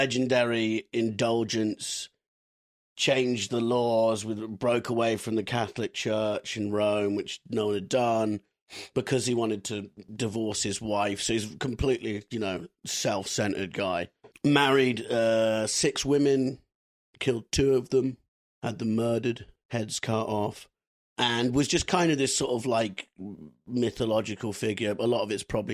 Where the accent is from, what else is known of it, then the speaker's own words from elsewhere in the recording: United Kingdom; as a British kid